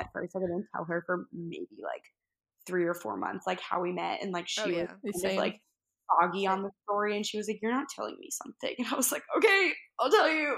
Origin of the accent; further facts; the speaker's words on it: New Jersey, United States; I'm from New Jersey. And so the school was about 40 minutes away from my house